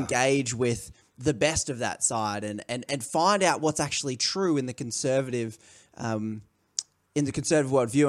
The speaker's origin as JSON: {"language": "English", "country": "Australia", "said": "I'm from Australia"}